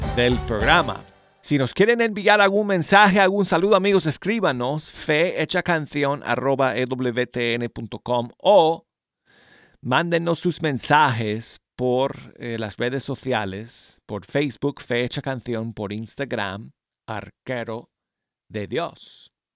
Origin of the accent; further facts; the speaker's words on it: Denver, Colorado, United States; moved away; mi ciudad natal de Denver, Colorado